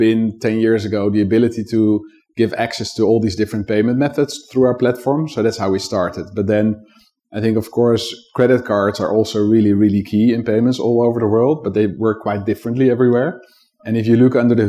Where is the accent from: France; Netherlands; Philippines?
Netherlands; I grew up in the Netherlands